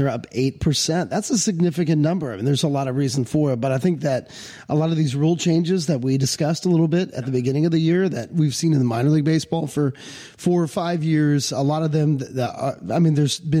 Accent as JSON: {"language": "English", "town": "Arlington", "region": "Virginia", "country": "United States", "tie": "born or raised there", "moved": "as an adult", "lives_now": "Odenton, United States", "said": "I grew up in Arlington, Virginia"}